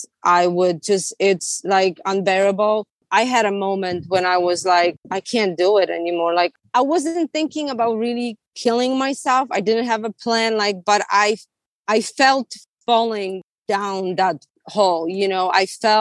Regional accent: Poland; now in California, United States; I'm from Poland

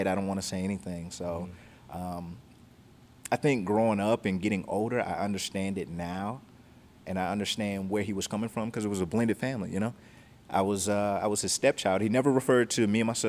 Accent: California, United States; also born or lived in Georgia; We moved to California from Georgia when I was 3 years old

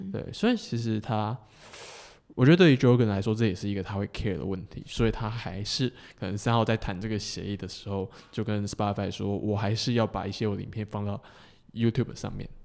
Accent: southern Taiwan, Taiwan; 我是南部，呃，嗯哼。南部人嘛，然后我在比较算传统家庭长大

